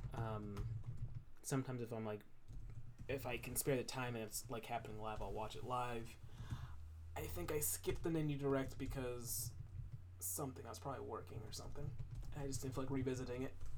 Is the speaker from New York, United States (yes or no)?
yes; New York, United States; I'm a New Yorker.